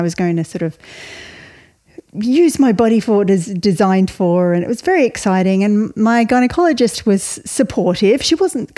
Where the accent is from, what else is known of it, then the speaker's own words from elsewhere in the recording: Melbourne, Victoria, Australia; moved away as an adult; now in Ireland; I was raised in Australia, you can tell from my accent